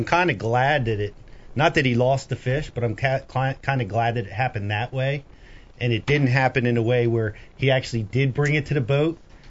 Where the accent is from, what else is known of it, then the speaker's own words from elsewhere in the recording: New Jersey, United States; I'm the jerk from New Jersey